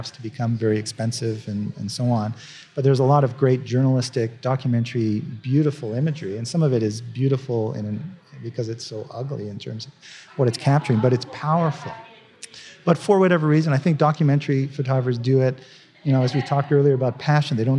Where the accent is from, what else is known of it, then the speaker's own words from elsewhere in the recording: Canada; now in United States; I'm a Canadian, now I'm a proud American, but, I started out, I was a Canadian back then